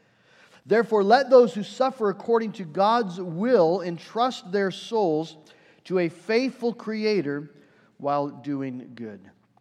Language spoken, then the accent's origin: English; United States; as Americans, we have that experience. And then as American Christians